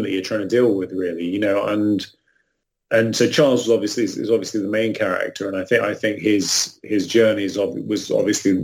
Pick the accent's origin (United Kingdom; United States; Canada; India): United Kingdom; England; I'm also English